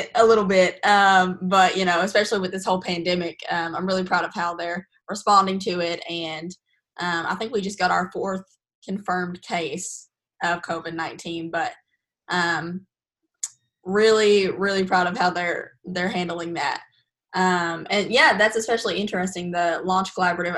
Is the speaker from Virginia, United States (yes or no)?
no; Hazard, Kentucky, United States; I'm from Hazard